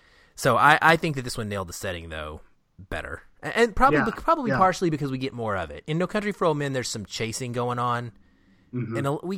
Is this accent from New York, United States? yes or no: no; Arkansas, United States; now in Seattle, United States; I know these people from my life growing up in Arkansas, southern Arkansas, even like that's exactly how things work. Now I live in Seattle now